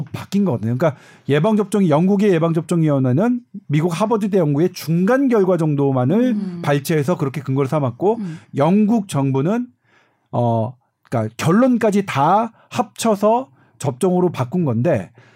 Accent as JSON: {"language": "Korean", "region": "Seoul", "country": "South Korea", "said": "저는 뭐냐면 서울이라고 좀 여기 뭐 저 강북이거든요. 서울에"}